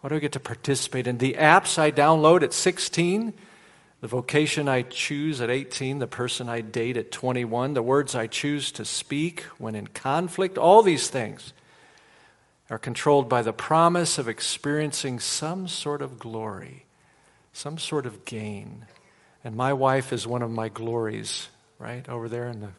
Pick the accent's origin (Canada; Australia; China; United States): United States; Chicago, Illinois; now in Charleston, United States; I'm originally from Chicago, the land of Michael Jordan